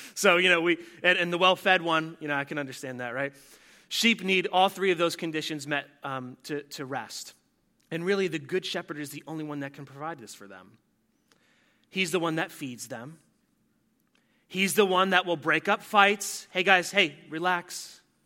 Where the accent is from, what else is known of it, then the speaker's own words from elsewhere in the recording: New Jersey, United States; I'm from New Jersey